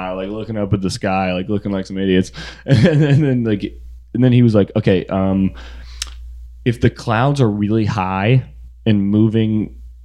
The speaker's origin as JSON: {"language": "English", "region": "Florida", "country": "United States", "tie": "born or raised there", "said": "I grew up in Florida"}